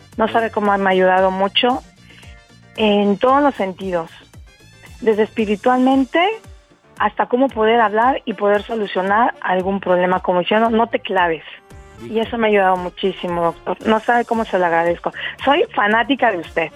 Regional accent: Mexico City, Mexico; moved away as an adult; now in Eilat, Israel; Soy 101% chilanga.

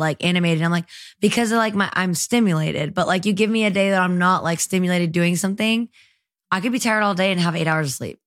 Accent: Marietta, Georgia, United States; also born or lived in El Salvador / San Salvador, El Salvador; now in Nashville, United States; I'm from Georgia. I grew up in Marietta

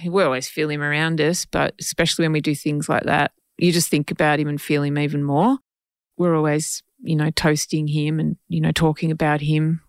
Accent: Geelong, Victoria, Australia; out in Meredith, near Geelong, my hometown

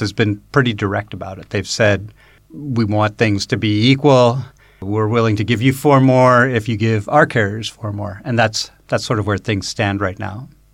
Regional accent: United States; moved away as an adult; now in China; as an American

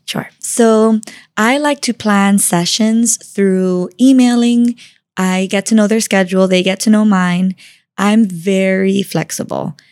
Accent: Miami, Florida, United States; I grew up in Miami, born and raised

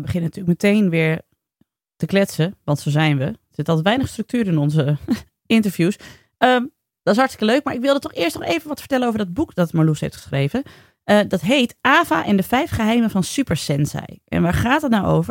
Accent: Friesland, Netherlands; ik ben ook opgegroeid in Friesland

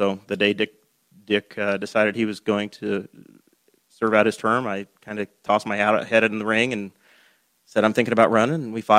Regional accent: New York, United States; now in Henry County, United States; We know that from growing up in New York State.

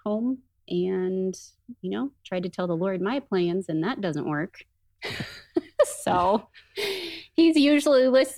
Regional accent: Rancho Cucamonga, California, United States; moved away as an adult; also born or lived in Redlands / Beaumont, California / Fullerton, California; now in Utah, United States; I grew up in the Inland Empire area

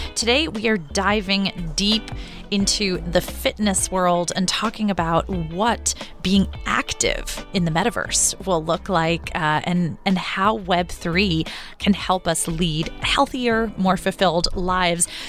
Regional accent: New York, United States; my my New Yorker heart

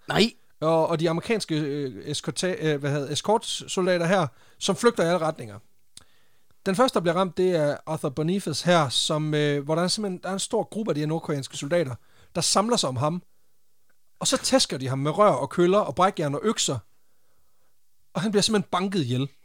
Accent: Randers, Central Denmark Region, Denmark; jeg er fra Randers

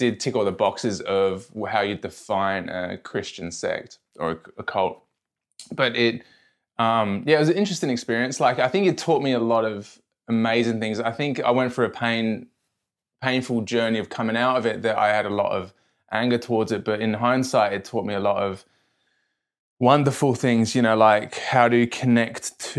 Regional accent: London, United Kingdom; now in Australia; I am a person living in Australia. I grew up in London.

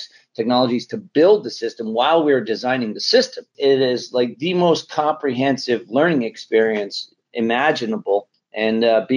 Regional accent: Canada; moved away as an adult; also born or lived in Sunnyvale; Just a kid, growing up in Canada

